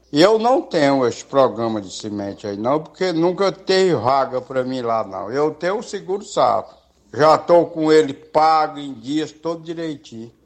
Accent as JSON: {"language": "Portuguese", "area": "Canindezinho", "region": "Ceará", "country": "Brazil", "said": "eu sou do Candezinho aqui"}